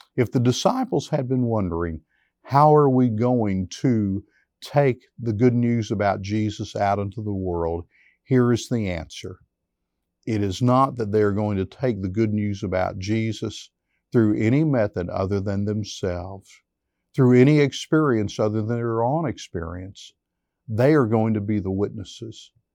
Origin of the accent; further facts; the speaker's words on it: United States; we as American Christians